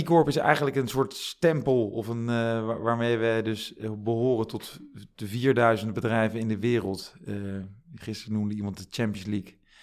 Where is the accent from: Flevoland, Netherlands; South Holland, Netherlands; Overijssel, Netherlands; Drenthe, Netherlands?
South Holland, Netherlands; The Hague; moved away as an adult; also born or lived in Groningen; opgegroeid in Den Haag met een broer en een zusje